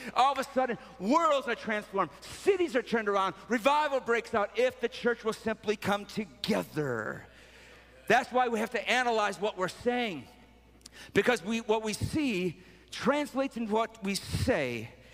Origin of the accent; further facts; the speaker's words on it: Sterling Heights, Michigan, United States; I'm actually from Sterling Heights, it's Metro Detroit